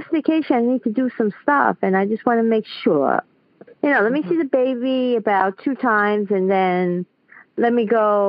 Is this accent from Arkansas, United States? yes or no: no; New York City, New York, United States; I'm from Queens, New York.